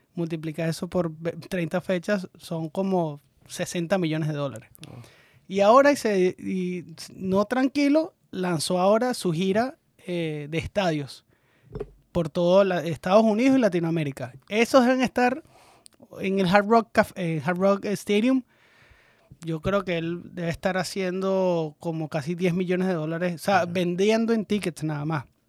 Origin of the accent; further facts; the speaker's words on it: Venezuela; nosotros como venezolanos